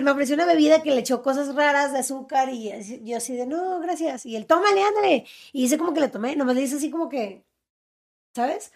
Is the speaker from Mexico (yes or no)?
yes; Mexicali, Baja California, Mexico; soy de Mexicali